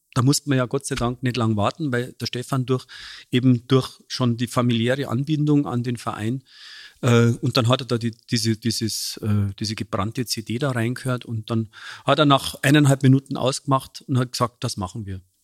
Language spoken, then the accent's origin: German; Munich, Bavaria, Germany; accent: Bavarian; ich komme aus einer Arbeiterfamilie, aus dem Münchner Hasenbergel